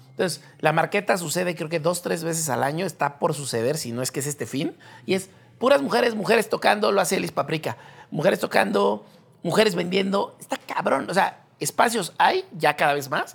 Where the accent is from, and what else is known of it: Mexico